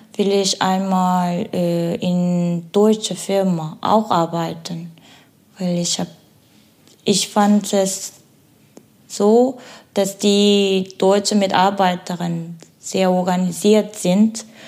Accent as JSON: {"language": "German", "country": "South Korea", "second_language": "German", "moved": "as an adult", "lives_now": "Germany"}